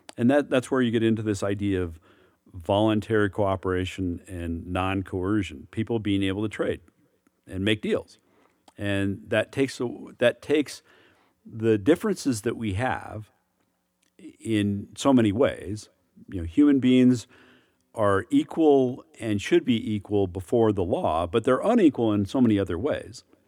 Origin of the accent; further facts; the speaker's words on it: United States; as an American